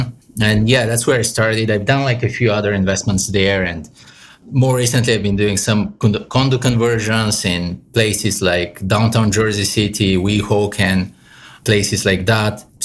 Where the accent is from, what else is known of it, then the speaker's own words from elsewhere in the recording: Bulgaria; moved away as an adult; also born or lived in New York City, United States; now in New York City area, United States; I'm Eastern European, Bulgarian myself. So I grew up in Bulgaria. I came here at 22 for my master's.